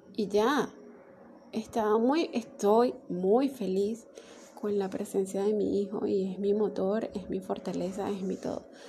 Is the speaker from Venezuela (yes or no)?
yes; Venezuela; yo soy de Venezuela